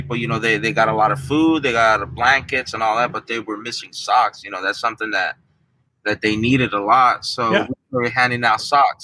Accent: San Francisco, California, United States; also born or lived in Mexico; I was born in Mexico, but I don't have any memories of Mexico. So I pretty much grew up in San Francisco.

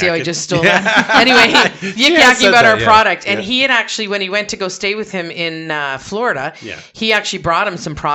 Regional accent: Brantford, Ontario, Canada; I grew up on Coronation Drive in Brantford.

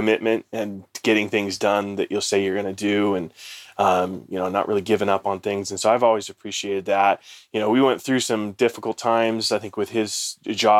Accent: Palmdale, California, United States; also born or lived in Germany; grow up out in Palmdale, California, so up in the high desert in Southern California

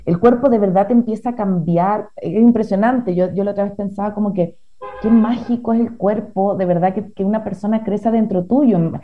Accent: Chile; moved away as an adult; now in Ecuador; yo soy chilena, pero vivo acá en Ecuador hace seis años más o menos

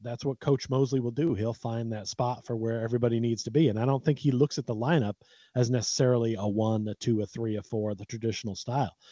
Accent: United States; I was born in America

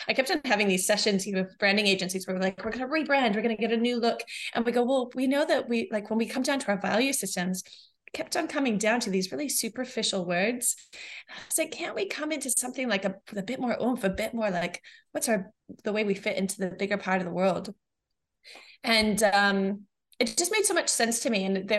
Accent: New Zealand; also born or lived in New Mexico, United States; My background is I was born in New Mexico in the States, and I moved to New Zealand when I was 8. And I went to maybe 5 schools over 3 years.

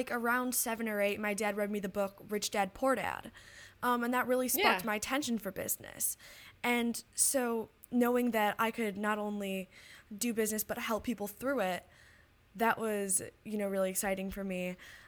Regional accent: Detroit, Michigan, United States; I'm from Detroit, Michigan

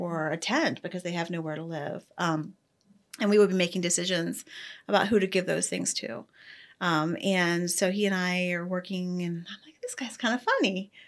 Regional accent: Ohio, United States; moved away as an adult; now in Ocala, United States; I grew up in Ohio, went to college at Ohio State, and then moved, uh, to Florida

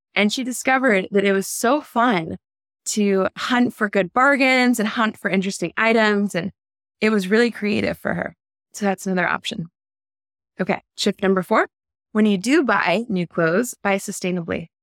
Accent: United States; I'm an American

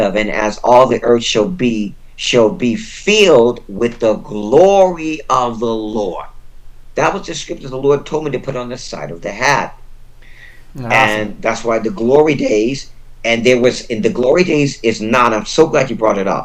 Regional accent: United States; I was born and raised in the United States

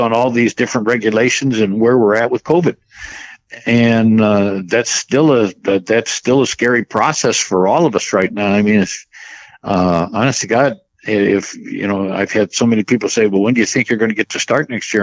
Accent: St. Louis, Missouri, United States; growing up in the St. Louis area like I did

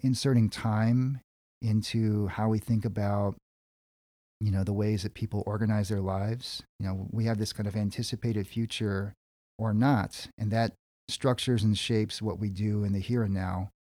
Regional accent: California, United States; I'm a Korean American dude. My parents and grandparents immigrated from Seoul, South Korea, and I was born in California.

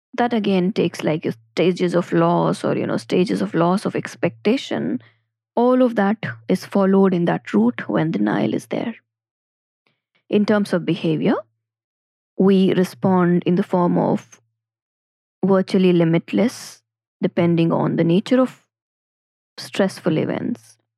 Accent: Ajmer, Rajasthan, India; also born or lived in Jaipur; now in Delhi NCR, India; I'm from Ajmer, my first city of movement was Jaipur, and now I am in a different city, Delhi N C R

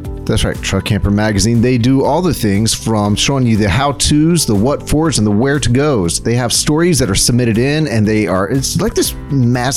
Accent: South Texas, United States; now in Central Texas, United States; in South Texas, where I grew up

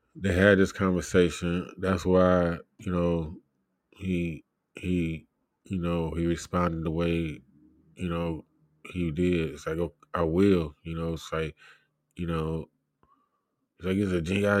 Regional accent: United States; I'm an American

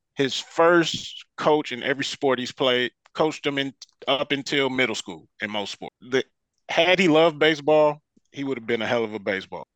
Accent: Detroit, Michigan, United States; now in Dallas, United States; I grew up in Detroit

